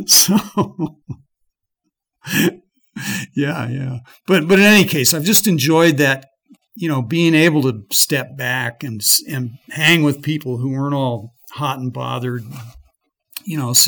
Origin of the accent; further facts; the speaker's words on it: Colorado, United States; I'm from Colorado, where most powder slopes can kill you pretty easily